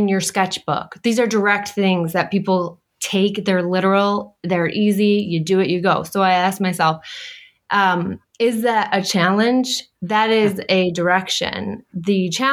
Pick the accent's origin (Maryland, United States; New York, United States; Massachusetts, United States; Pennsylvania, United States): New York, United States; Syracuse; moved away as an adult; now in Long Island, United States; We're from originally from Syracuse, New York, and we made our way down to Long Island in 2016